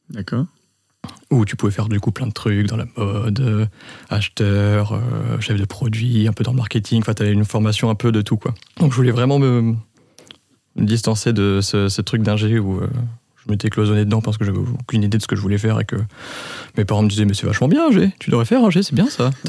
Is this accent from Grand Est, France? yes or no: yes; Reims, Grand Est, France; moved away as an adult; also born or lived in Lille; now in Lyon, France; 31. J'ai euh, un frère, un petit frère. Je suis né à Reims. Euh, toute ma scolarité à Reims. Je suis parti à Lille pour 5 ans, quelques voyages à l'étranger, maintenant à Lyon